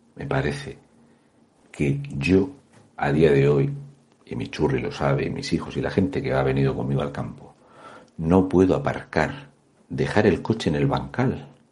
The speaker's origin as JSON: {"language": "Spanish", "town": "Mazarrón", "region": "Region of Murcia", "country": "Spain"}